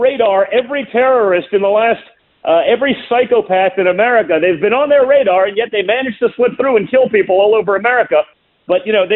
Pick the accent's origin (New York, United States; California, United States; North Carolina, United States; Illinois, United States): New York, United States; moved away; I was from New York, even though I'm a lifelong conservative. I was from New York